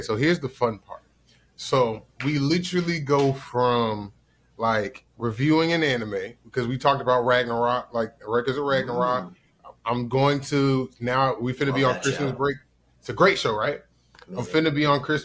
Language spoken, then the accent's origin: English; the South, United States; I'm from the South